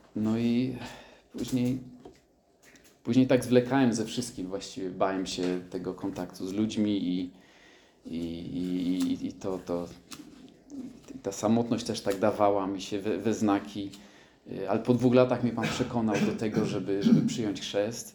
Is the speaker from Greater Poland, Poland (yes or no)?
no; Krynica-Zdrój, Lesser Poland, Poland; urodziłem się na południu Polski, w Krynicy Zdrój